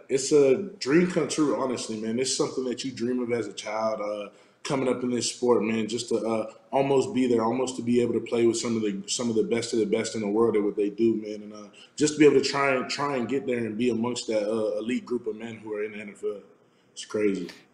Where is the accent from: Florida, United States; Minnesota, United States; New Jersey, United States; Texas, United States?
Florida, United States; South; moved away as an adult; also born or lived in Arizona; I'm, I'm from South Florida